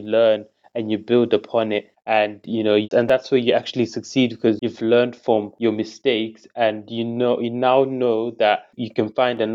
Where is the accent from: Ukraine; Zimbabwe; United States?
Zimbabwe; now in United Kingdom; growing up in Zimbabwe and Jamaica